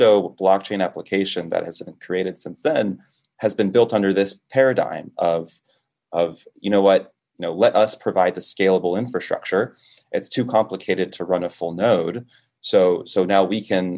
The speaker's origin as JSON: {"language": "English", "region": "Florida", "country": "United States", "tie": "born or raised there", "also_born_or_lived": "Dominican Republic", "said": "I was born in the Caribbean, in the Dominican Republic, moved to Florida when I was about 2 years old"}